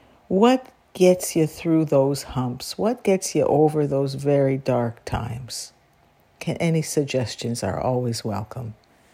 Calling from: Guelph, Ontario, Canada; I'm calling from Guelph, Ontario, Canada.

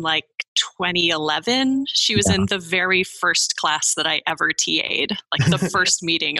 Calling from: Livermore, California, United States; I'm calling in from Livermore, California today.

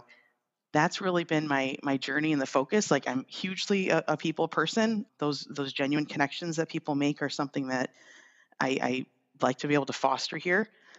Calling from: Birmingham, Michigan, United States; I'm in Birmingham, Michigan, actually. So that's where OneStream's headquarters is. That's where I'm calling in from today.

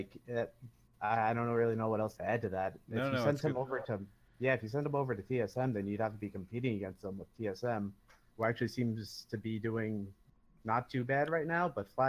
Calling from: Long Island, New York, United States; Long Island, New York.

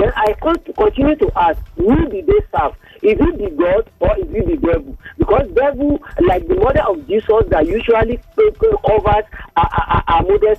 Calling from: Abeokuta, Ogun State, Nigeria; also born or lived in Ilorin; I'm calling from Abeokuta here.

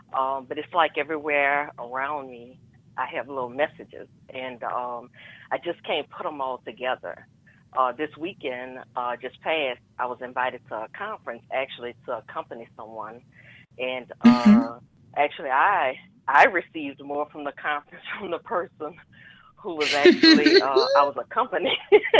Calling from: New Orleans, Louisiana, United States; Hi. Hi, this is … from New Orleans.

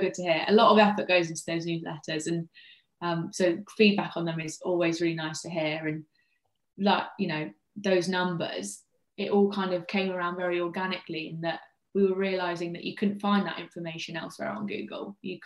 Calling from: East Midlands, United Kingdom; I'm talking to you from Leicestershire in the UK. So quite a long way from you guys today.

